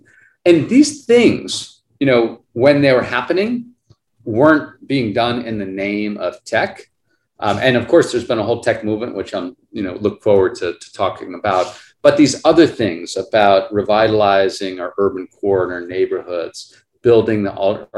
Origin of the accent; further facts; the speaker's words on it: Boston, Massachusetts, United States; moved away as an adult; now in Miami, United States; I grew up in Boston. I came here to work as a reporter and thought I'd be here for a year or two.